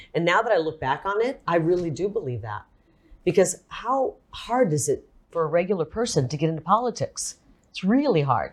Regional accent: Iowa, United States; also born or lived in Illinois; now in Arizona, United States; I was raised in Iowa, I, I, right on the Mississippi River. So I was born in a hospital across the river in Illinois, but I pretty much grew up in Iowa

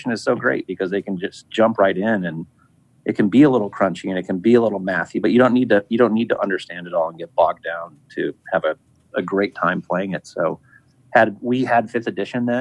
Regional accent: Midwest, United States; I grew up in the Midwest

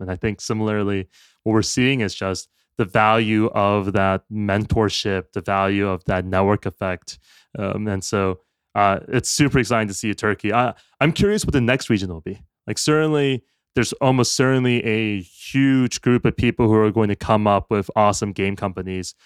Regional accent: United States; as an American

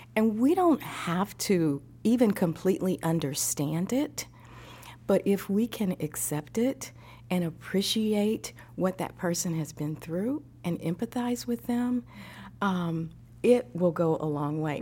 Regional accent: Midwest, United States; also born or lived in East Coast / Texas; now in Tennessee, United States; I grew up in the Midwest

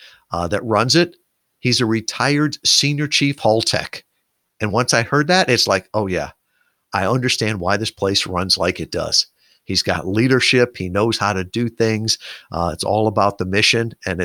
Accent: Midwest, United States; So here I am. I grew up in the Midwest, great family, all the rest

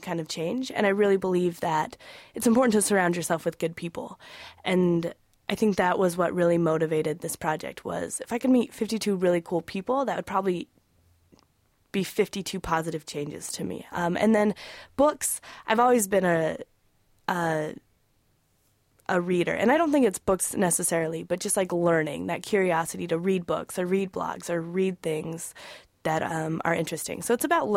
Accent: Wyoming, United States; I'm originally from Wyoming

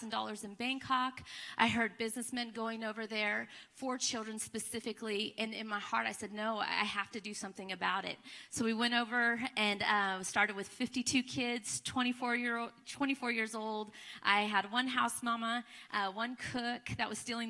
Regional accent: Southern California, United States; moved away as an adult; now in Thailand; I was born and raised in Southern California

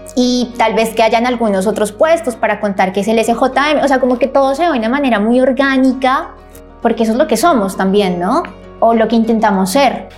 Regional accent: Colombia; moved away as an adult; now in Buenos Aires, Argentina; Soy colombiana

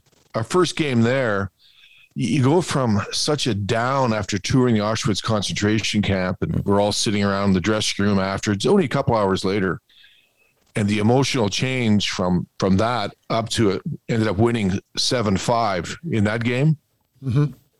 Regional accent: Sault Ste. Marie, Ontario, Canada; Sault Ste. Marie.

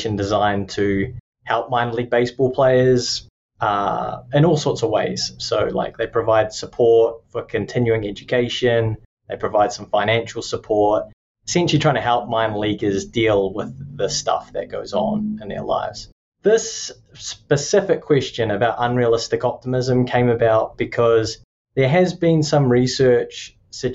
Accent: New Zealand; accent: Kiwi; moved away as an adult; also born or lived in Tallahassee, Florida / Lubbock, Texas; now in Florida, United States; I'm from Aotearoa or New Zealand

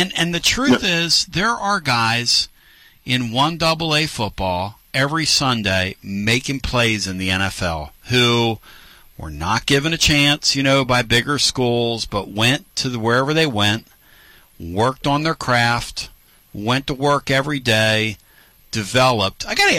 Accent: Pennsylvania, United States; moved away; Well, and the truth is, I'm from Pennsylvania

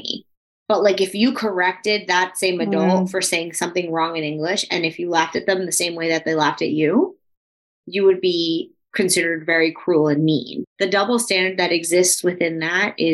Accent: United States; I was born here. I identify, right? I have my blue passport.

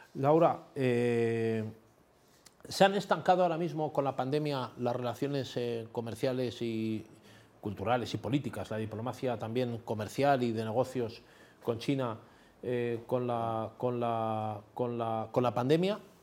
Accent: Spain

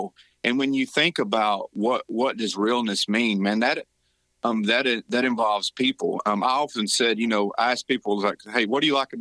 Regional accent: Rossville, Georgia, United States; moved away as an adult; now in Tennessee, United States; where I grew up, born and raised in Rossville, Georgia, just right across the state line

